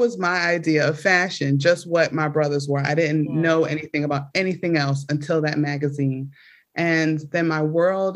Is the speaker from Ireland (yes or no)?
no; Philadelphia, Pennsylvania, United States; I was born in South Philadelphia, 4 blocks away from the projects. It was called Killadelphia in the 90s, extremely violent.